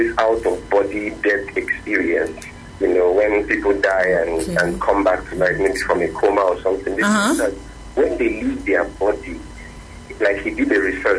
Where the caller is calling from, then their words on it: Ikorodu, Lagos, Nigeria; I'm calling from Ikorodu.